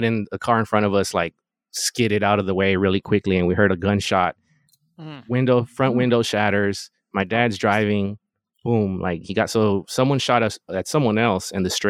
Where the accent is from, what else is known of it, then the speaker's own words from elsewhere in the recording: Los Angeles, California, United States; so I'm from the Valley, the 818